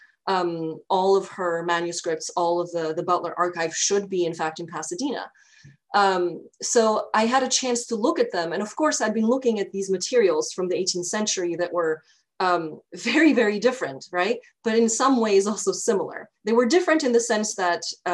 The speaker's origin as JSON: {"language": "English", "country": "Albania", "tie": "born or raised there", "said": "So I grew up in Albania, which at the time was very much a developing country"}